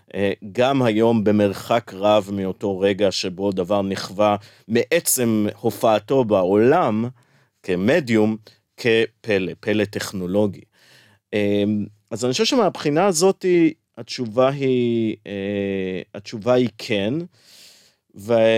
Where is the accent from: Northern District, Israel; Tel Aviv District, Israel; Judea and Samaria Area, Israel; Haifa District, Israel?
Tel Aviv District, Israel; Tel Aviv; כשאני גדלתי בתל אביב